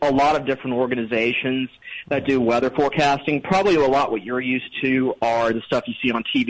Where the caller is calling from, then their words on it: Asheville, North Carolina, United States; Asheville, North Carolina.